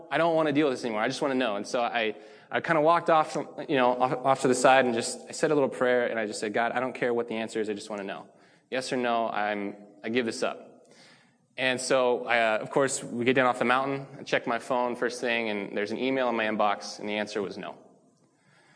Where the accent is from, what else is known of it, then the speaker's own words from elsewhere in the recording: Spokane, Washington, United States; also born or lived in Seattle, Washington; I'm from Spokane, Washington. I went to Mead High School